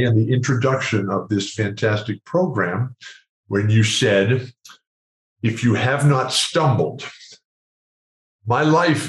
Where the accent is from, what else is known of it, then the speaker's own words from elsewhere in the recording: San Diego, California, United States; in San Diego, which is my hometown